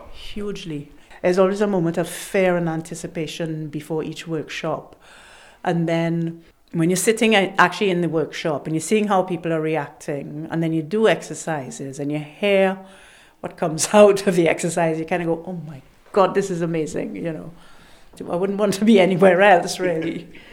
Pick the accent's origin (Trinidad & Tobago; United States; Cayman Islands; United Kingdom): Trinidad & Tobago; moved away; It's part of my culture growing up in Trinidad.